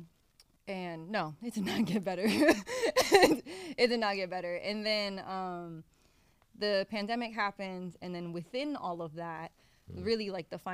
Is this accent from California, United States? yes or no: no; Miami, Florida, United States; also born or lived in Philadelphia / New York; now in Portland, United States; I was born in Miami, but I've called the Northeast, like Philadelphia, New York, home for a long time.